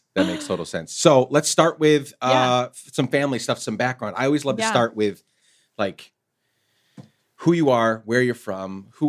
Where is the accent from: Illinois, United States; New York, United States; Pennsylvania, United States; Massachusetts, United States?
New York, United States; Rochester; also born or lived in Guatemala; So I was born in Rochester, New York, upstate. Yep. And my dad is a Guatemalan immigrant. So we moved to Guatemala when I was a kid. And then I came back in my 20s.